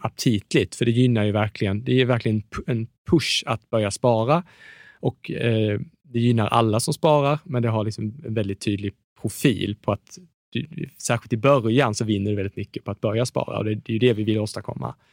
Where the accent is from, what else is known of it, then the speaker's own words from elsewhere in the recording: Småland, Sweden; jag, jag är från Småland